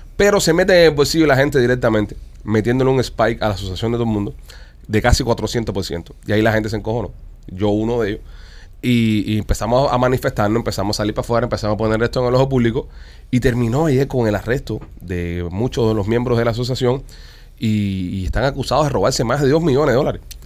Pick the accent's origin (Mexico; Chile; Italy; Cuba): Cuba; also born or lived in South Florida; now in Florida, United States; somos cinco cubanos